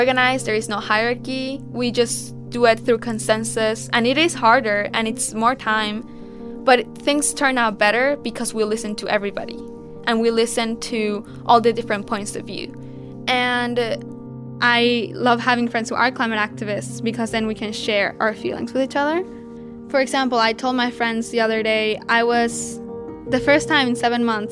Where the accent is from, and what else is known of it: Mexico; born or raised there